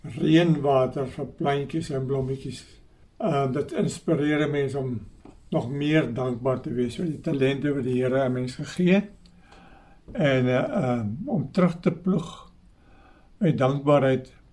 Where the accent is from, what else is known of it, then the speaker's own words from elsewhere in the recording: southern Free State, South Africa; also born or lived in Stellenbosch; ons twee in die Suid-Vrystaat groot geword op 'n ou klein plek hier in die Suid-Vrystaat in die naam van Kaffervier.